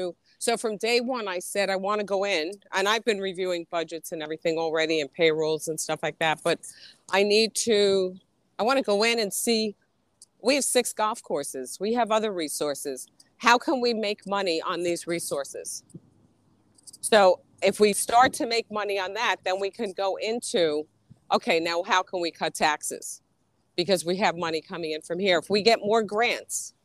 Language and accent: English; Bergen County, New Jersey, United States; Bergen County